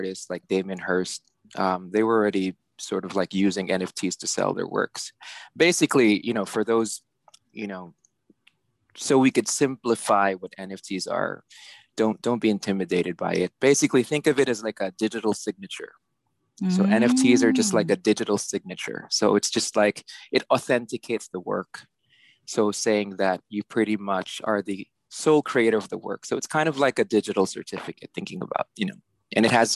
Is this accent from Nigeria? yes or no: no; San Juan, Metro Manila, Philippines; moved away as an adult; also born or lived in New York City, United States; now in New York, United States; I was born and raised in Manila. So, yeah. I was born in San Juan.